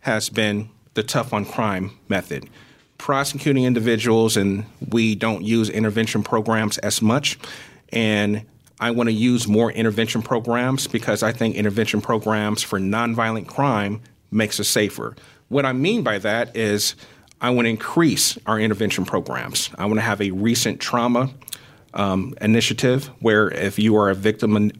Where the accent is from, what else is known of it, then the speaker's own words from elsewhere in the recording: Peoria, Illinois, United States; I was born and raised in Peoria